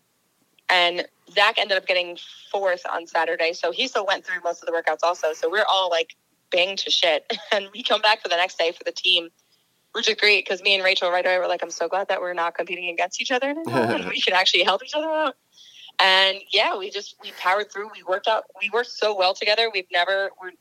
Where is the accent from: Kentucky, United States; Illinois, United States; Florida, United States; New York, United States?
New York, United States; Long Island; now in Gardner, United States; I grew up in Long Island